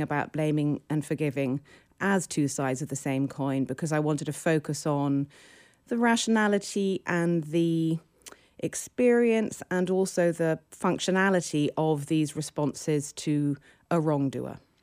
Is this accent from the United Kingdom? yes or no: yes; United Kingdom; now in New York, United States; I'm British.